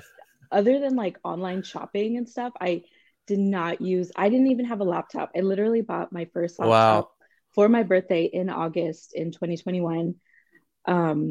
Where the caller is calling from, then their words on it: Los Angeles, California, United States; Los Angeles, so it is early.